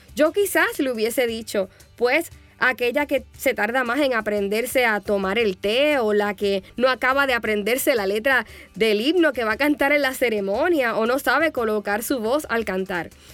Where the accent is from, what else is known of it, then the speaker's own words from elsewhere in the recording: Puerto Rico; moved away; cuando yo era más jovencita y ministraba en mi país, Puerto Rico.